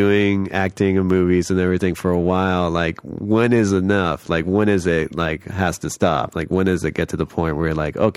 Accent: Los Angeles, California, United States; I'm from here. I'm from LA. I'm a native

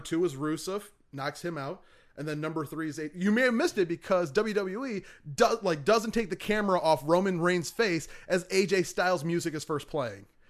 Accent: Michigan, United States; moved away; my home state of Michigan

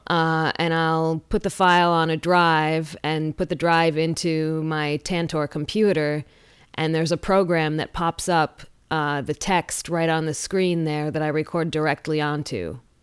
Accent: Lansing, Michigan, United States; born or raised there

